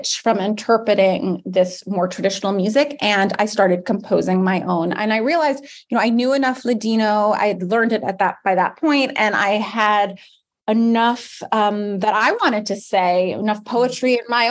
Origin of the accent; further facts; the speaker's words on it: United States; also born or lived in New York City; I grew up in America